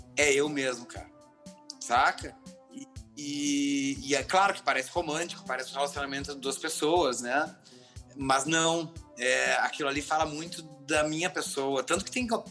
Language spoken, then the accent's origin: Portuguese; Gaúcho, Rio Grande do Sul, Brazil; a gente é gaúcho